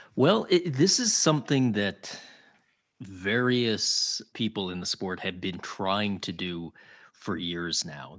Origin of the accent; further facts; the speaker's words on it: Toronto, Ontario, Canada; now in Ottawa, Canada; I grew up in Toronto